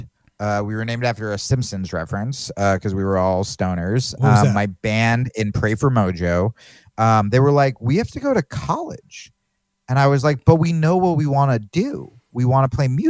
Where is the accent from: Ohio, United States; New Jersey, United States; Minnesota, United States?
New Jersey, United States; now in Austin, United States; I grew up in Jersey